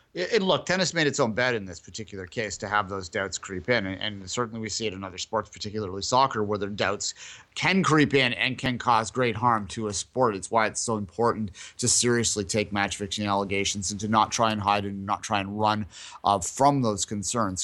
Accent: Canada; we're Canadian, yes

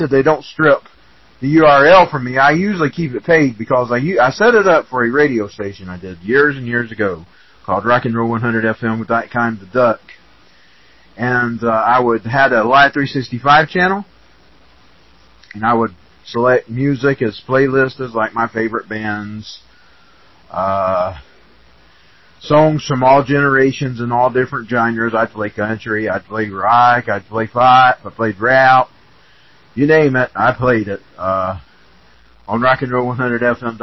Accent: Georgia, United States; I'm from Georgia

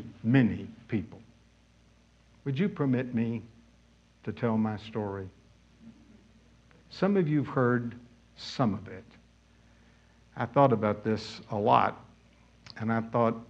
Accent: Pensacola, Florida, United States; I grew up in Pensacola, Florida

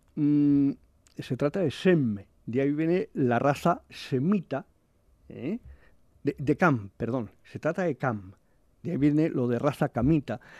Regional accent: Aragon, Spain; yo soy aragonés

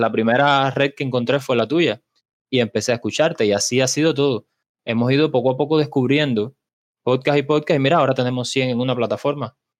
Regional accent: Cuba; Yo soy un ingeniero cubano, un emprendedor cubano.

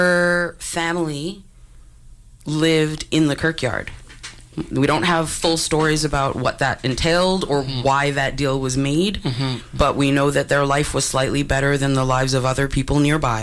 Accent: New York City, New York, United States; moved away as an adult; now in Vancouver, Canada; I'm from Brooklyn

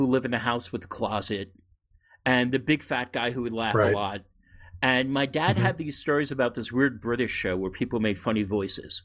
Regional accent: New York City, New York, United States; I grew up in New York City in the late 60s

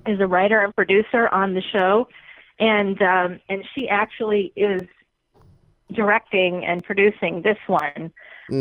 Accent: Boston, Massachusetts, United States; accent: Boston; my Boston accent

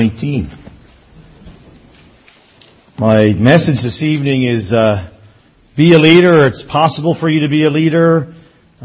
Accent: Newfoundland and Labrador, Canada; moved away as an adult; also born or lived in Erin, Ontario; now in Ontario, Canada; growing up in Newfoundland

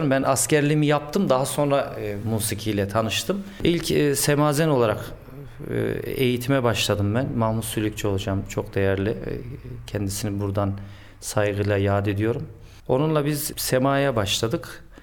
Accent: Ankara, Turkey; Ben Ankara'da doğdum, Ankara'da büyüdüm. E, ailemin asıl memleketi Konya. Zaman zaman gideriz.

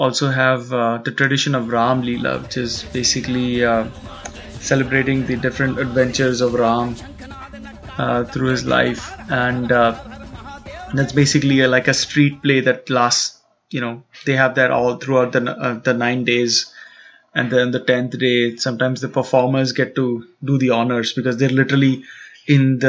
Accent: Mumbai, Maharashtra, India; growing up in Bombay

